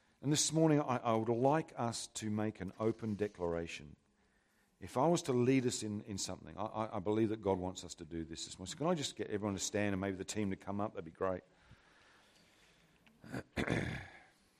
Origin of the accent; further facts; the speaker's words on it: England, United Kingdom; Can you tell I'm English?